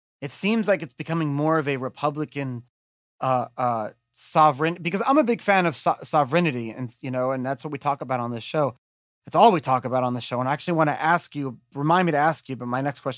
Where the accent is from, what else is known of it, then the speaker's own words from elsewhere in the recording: United States; I'm an American.